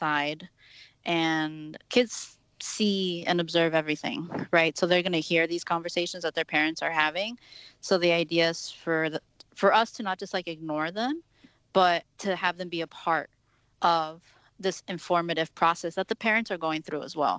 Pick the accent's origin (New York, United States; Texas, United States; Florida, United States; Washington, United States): Texas, United States; now in Chicago, United States; me growing up in Texas